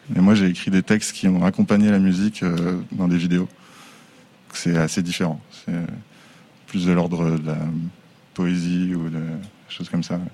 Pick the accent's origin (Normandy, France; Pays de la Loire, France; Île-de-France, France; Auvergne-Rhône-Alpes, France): Pays de la Loire, France; Angers; now in Les Sables-d'Olonne, France; Je suis né à Angers